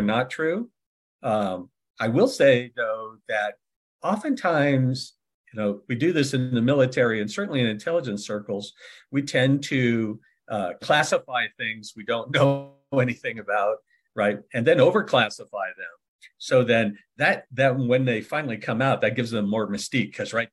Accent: California, United States; also born or lived in San Francisco Bay Area; I'm also from California. I was born in California

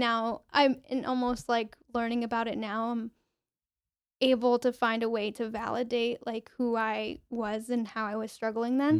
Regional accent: Lincoln University, Pennsylvania, United States; also born or lived in Mexico City, Mexico; grew up in Lincoln University, uh, but I actually was born in Mexico City

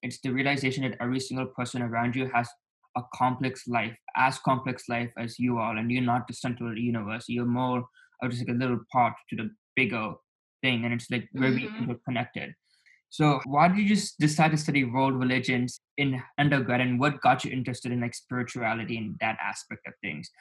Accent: Dallas, Texas, United States; also born or lived in Naperville, Illinois / California; the first seven years in Naperville, Illinois, and I spent one year in California, and then the rest of my life I've been in Texas, Dallas, Texas

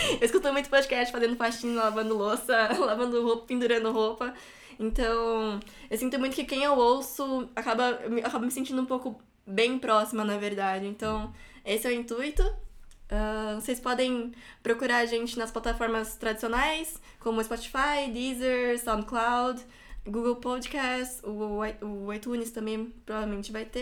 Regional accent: Brazil; somos brasileiros

